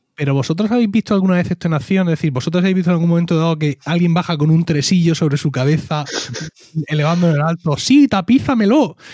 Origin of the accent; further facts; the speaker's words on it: Region of Murcia, Spain; accent: Murcian; con nuestro, acento, con nuestro acento abierto de par en par